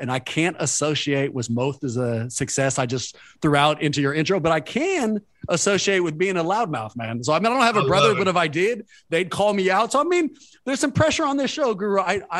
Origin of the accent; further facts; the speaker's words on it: Oakland, California, United States; Born and raised in Oakland. I went to Skyline.